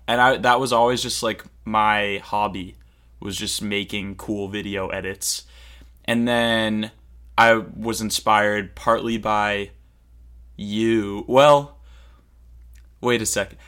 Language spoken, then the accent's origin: English; Cape Cod, Massachusetts, United States; I'm from Cape Cod. Massachusetts.